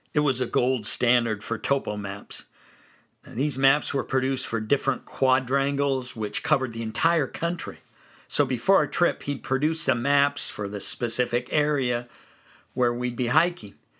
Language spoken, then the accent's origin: English; Fresno, California, United States; I grew up in Fresno, California